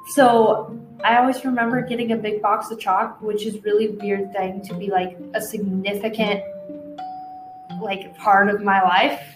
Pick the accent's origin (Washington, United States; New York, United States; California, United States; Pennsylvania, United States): Washington, United States; I am from Washington